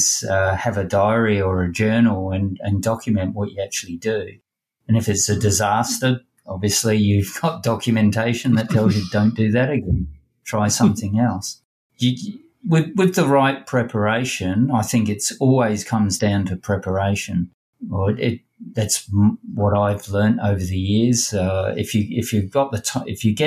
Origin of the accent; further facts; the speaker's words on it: England, United Kingdom; now in Perth, Australia; When I grew up in England